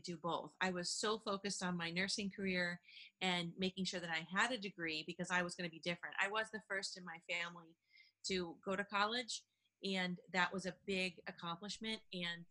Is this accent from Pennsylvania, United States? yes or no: no; Buffalo, New York, United States; moved away as an adult; also born or lived in Washington, District of Columbia, United States / Bitburg, Germany; I'm from Buffalo, New York